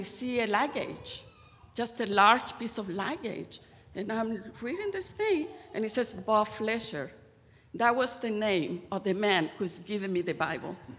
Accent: Santiago, Santiago Metropolitan Region, Chile; moved away; I was born in Santiago of Chile in South America to a well off family

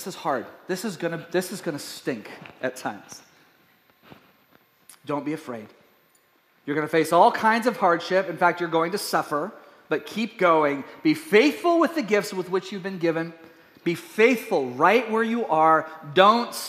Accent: East Texas, United States; We were based in East Texas.

